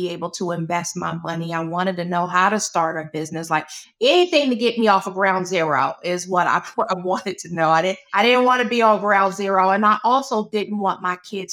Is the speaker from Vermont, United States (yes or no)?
no; Charles County, Maryland, United States; I grew up in Charles County, Maryland